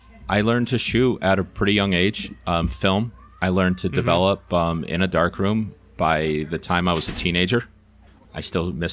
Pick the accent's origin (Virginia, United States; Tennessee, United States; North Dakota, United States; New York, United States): New York, United States; Herkimer; I was born in Herkimer